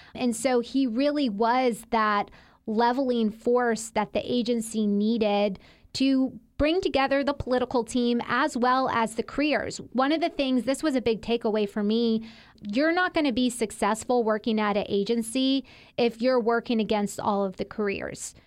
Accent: Mississippi, United States; accent: Southern; moved away as an adult; also born or lived in Washington, D.C.; I'm from there. I grew up there, went to elementary school, middle school

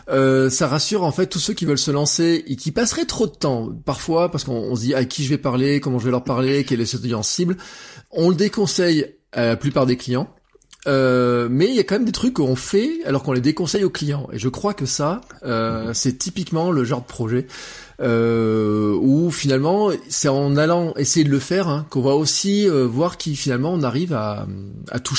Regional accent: Auvergne-Rhône-Alpes, France; comment moi, en tant qu'Auvergnat, je voudrais avoir de l'information de ma collectivité

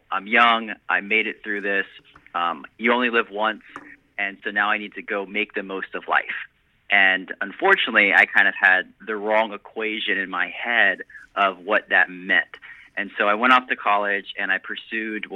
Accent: South Florida, United States; I was born down in South Florida

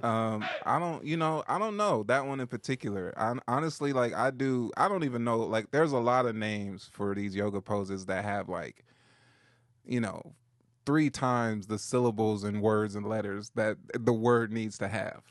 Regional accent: Compton, California, United States; I'm from Compton. Yeah, I'm from L

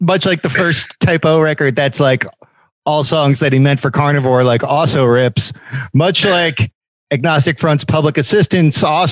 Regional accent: Philadelphia, Pennsylvania, United States; I'm from Philly

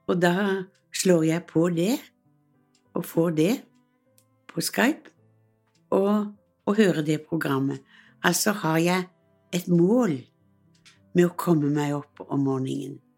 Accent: Western Norway, Norway; jeg er vestlending, og det var mange i familien som emigrerte til USA.

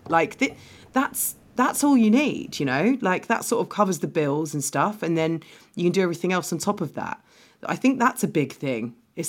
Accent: London, United Kingdom; because I'm from London, but I come across, like, I mean, I grew up on benefits

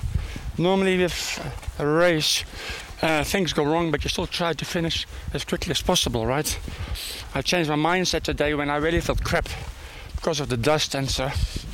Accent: Netherlands; also born or lived in South Africa; now in Houston, United States; Originally from Holland

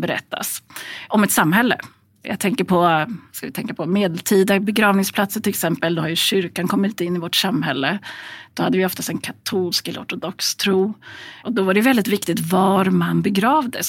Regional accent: Gävle, Gävleborg County, Sweden; i Gävle som är min hemstad

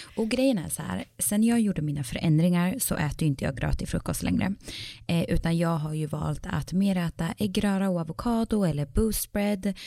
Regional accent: Sweden; now in Iceland; när jag var hemma i Sverige

